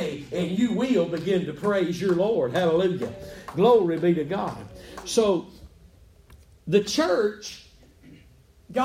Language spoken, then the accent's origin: English; Texas, United States; I'm from Texas.